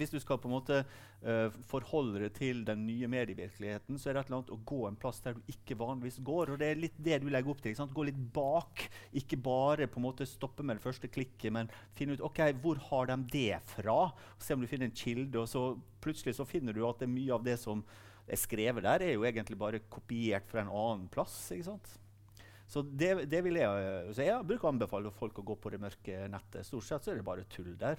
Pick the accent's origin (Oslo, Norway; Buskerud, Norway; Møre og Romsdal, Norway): Møre og Romsdal, Norway; Sunnmøre; så jeg er jo sunnmøring